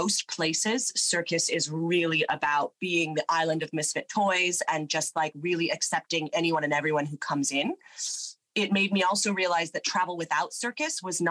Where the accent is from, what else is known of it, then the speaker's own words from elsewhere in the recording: Nevada, United States; first language English; moved away as an adult; also born or lived in New York / England; now in Melbourne, Australia; I'm from Nevada, but I went to school in New York